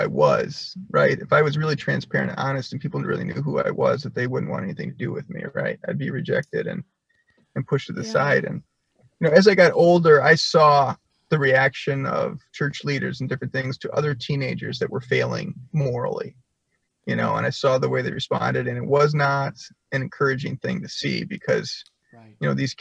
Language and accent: English; Milwaukee, Wisconsin, United States; I came from Milwaukee, the Milwaukee area in Wisconsin, which is a fairly decent sized metropolitan area